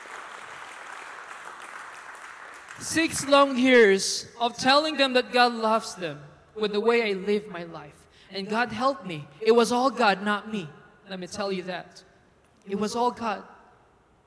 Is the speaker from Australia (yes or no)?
no; Philippines; moved away as an adult; I'm from the Philippines, by the way, for those who do not know. I'm a Filipino